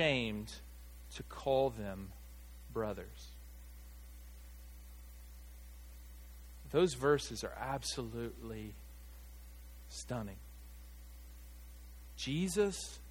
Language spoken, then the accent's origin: English; Arkansas, United States; I grew up here in Arkansas.